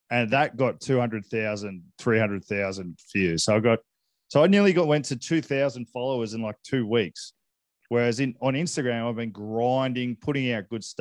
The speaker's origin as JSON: {"language": "English", "country": "Hong Kong", "tie": "born or raised there", "said": "I grew up in Hong Kong, as you know, and I spent a lot of time in Asia, various different places."}